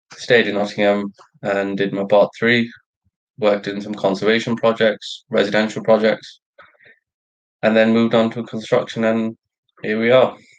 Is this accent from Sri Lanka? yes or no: yes; Sri Lanka; moved away; I'm Sri Lankan. I was born in Sri Lanka